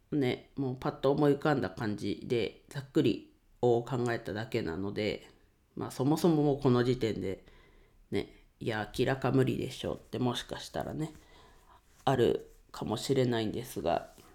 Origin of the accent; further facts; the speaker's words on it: Ninohe, Iwate, Japan; 地元岩手県二戸市でレンタルスペースを使って遊び場を提供しています。